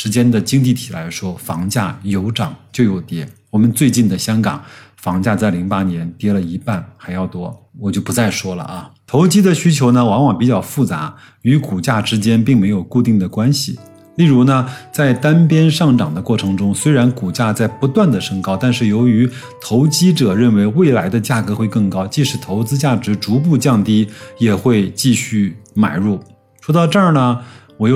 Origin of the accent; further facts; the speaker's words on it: China; 我们中国人